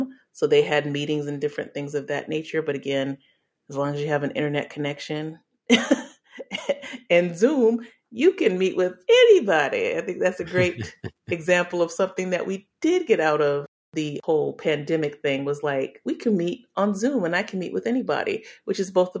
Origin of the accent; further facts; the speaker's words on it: England, United Kingdom; born there; also born or lived in Delaware / Arkansas / Alaska / Louisiana; So I was born in England and we lived in Delaware, Arkansas, Alaska, then Louisiana. My parents are originally from Louisiana.